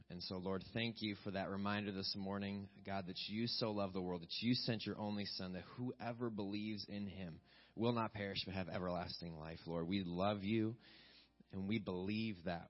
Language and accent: English; West Virginia, United States; moved away; I'm from West Virginia